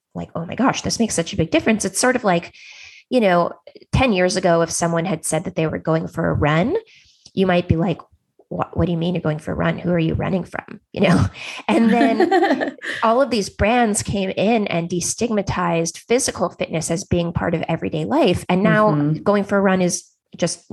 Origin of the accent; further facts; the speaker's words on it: Silicon Valley, California, United States; I grew up in Silicon Valley